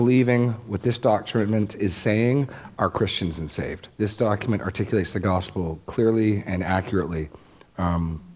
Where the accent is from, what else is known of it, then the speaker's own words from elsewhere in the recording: Laconia, New Hampshire, United States; my hometown in New Hampshire